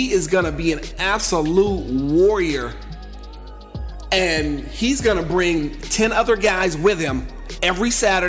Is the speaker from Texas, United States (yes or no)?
no; Gardena, California, United States; also born or lived in South Central LA; I was from the South Bay. I'm from, you know, Gardena, Hawthorne area